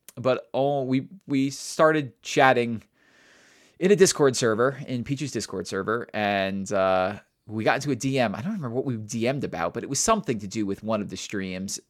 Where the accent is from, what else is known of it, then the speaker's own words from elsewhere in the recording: New York, United States; I'm a New Yorker.